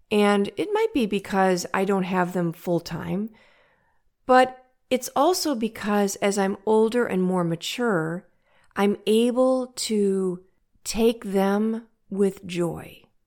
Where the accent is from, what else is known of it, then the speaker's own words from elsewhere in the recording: St. Louis, Missouri, United States; I'm from St. Louis, Missouri, in the United States